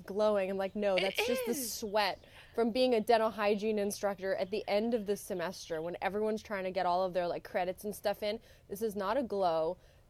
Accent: Canada; I'm Canadian.

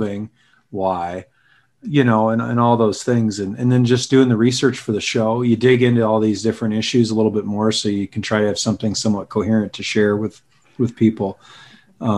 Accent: Carroll, Iowa, United States; moved away as an adult; also born or lived in Minnesota; I grew up outside of Carroll

